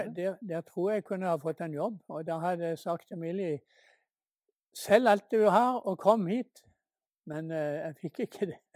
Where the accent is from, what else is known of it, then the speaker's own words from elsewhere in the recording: Norway; hjemme i Norge